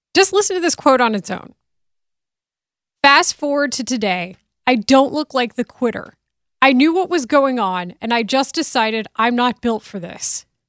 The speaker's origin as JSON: {"language": "English", "town": "Denton", "region": "Texas", "country": "United States", "said": "I'm from Denton"}